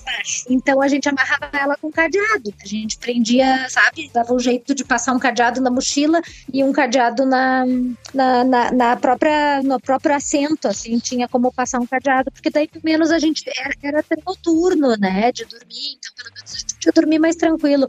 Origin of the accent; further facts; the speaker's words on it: Brazil; eu sou brasileira